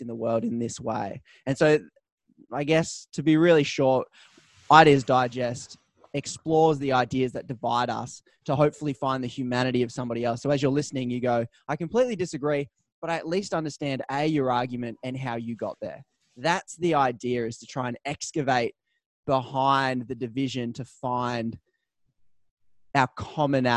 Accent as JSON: {"language": "English", "town": "Newcastle", "region": "New South Wales", "country": "Australia", "tie": "born or raised there", "also_born_or_lived": "Melbourne", "moved": "yes", "said": "I grew up in Newcastle, Australia, moved to Melbourne"}